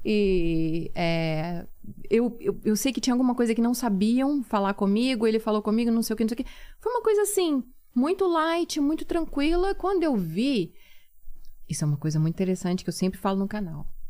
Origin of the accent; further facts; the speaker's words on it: Minas Gerais, Brazil; moved away as an adult; now in Turkey; eu sou mineira, eu falo arredar